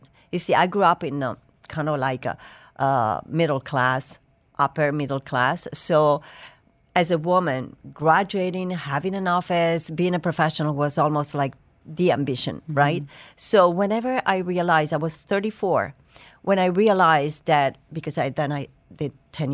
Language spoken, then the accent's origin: English; Bari, Apulia, Italy; also born or lived in Cerignola; I was born in a very small village called Cerignola, very small. But my parents moved to Bari, a bigger city, but still small, when I was four. So I grew up in Puglia